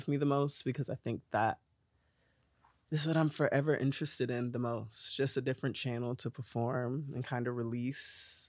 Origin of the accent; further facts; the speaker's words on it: Columbus, Ohio, United States; Yeah, I'm from Ohio. There are no secrets about it. I'm from Columbus. I'm a Columbus, Ohio girl.